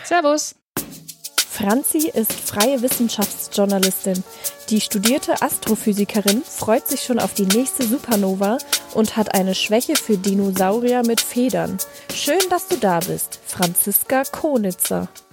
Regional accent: Upper Franconia, Bavaria, Germany; moved away as an adult; also born or lived in Bamberg / York, England / Munich; ich äh, bin in Oberfranken aufgewachsen. Also auch Bayern, aber nicht München.

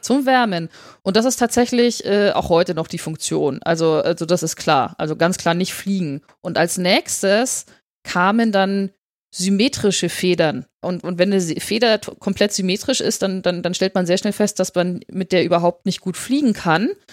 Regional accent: Upper Franconia, Bavaria, Germany; moved away as an adult; also born or lived in Bamberg / York, England / Munich; ich äh, bin in Oberfranken aufgewachsen. Also auch Bayern, aber nicht München.

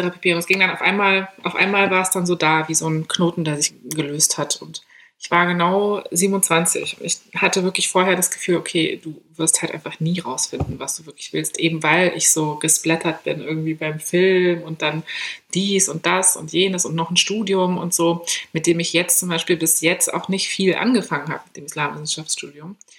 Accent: Berlin, Germany; ich komme aus Berlin, Großstadt

